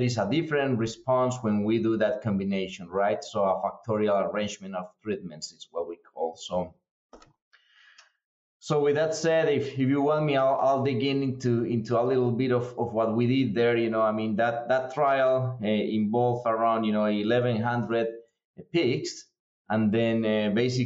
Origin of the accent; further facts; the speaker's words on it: Colombia; moved away as an adult; now in United States; I'm originally from Colombia in South America. I've been here in the U.S. for several years now. Came here in 2010 to start a grad school